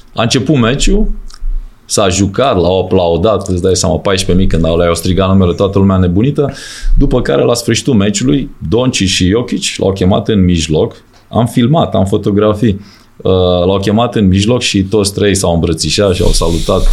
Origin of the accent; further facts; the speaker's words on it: Romania; moved away as an adult; also born or lived in Austria / Germany; ca român să prinzi locuri bune ca antrenor